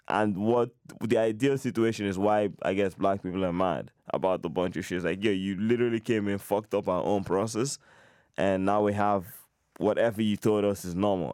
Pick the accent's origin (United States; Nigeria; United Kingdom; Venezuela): Nigeria; now in Canada; I'm half Nigerian, but I grew up there